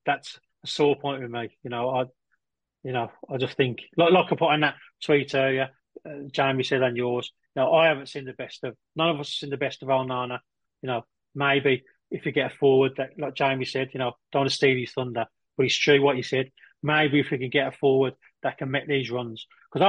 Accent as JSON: {"language": "English", "town": "Liverpool", "region": "North West England", "country": "United Kingdom", "said": "I'm from the Anfield."}